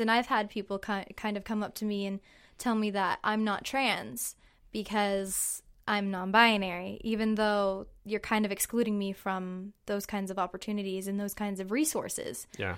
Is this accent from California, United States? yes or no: yes; Hanford, California, United States; I'm from Hanford, California, and I am 21 years old.